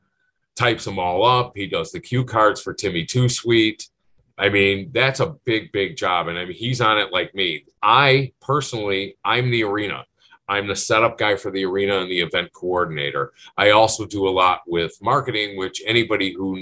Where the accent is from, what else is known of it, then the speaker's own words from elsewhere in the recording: Berwyn, Illinois, United States; I grew up in Berwyn